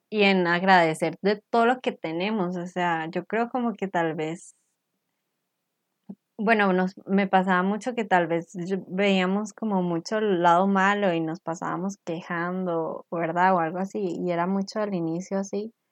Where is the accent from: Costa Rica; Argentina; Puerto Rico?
Costa Rica; las dos somos de Costa Rica